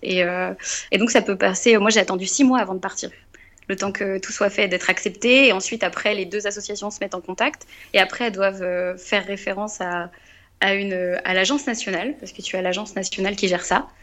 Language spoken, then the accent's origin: French; Rouen, Normandy, France; also born or lived in Cergy-Pontoise; now in Évreux, France; je suis originaire euh, de la région de Rouen